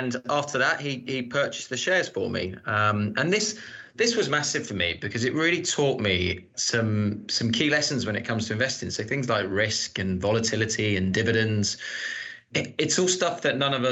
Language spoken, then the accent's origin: English; Surrey, South East England, United Kingdom; I grew up in Surrey, which is just outside of London